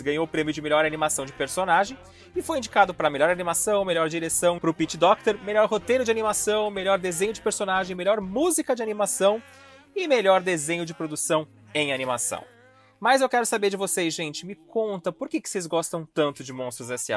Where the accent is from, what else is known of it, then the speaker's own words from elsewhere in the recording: Brazil; a gente é brasileiro